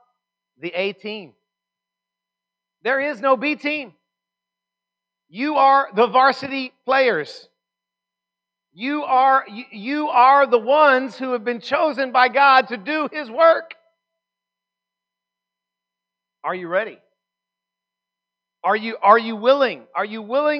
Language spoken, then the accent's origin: English; Texas, United States; I'm from Texas